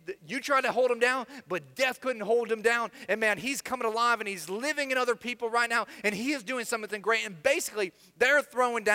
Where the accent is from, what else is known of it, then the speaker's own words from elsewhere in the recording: Florida, United States; also born or lived in Midwest; I spent most of my time in the South, specifically on the other coast of Florida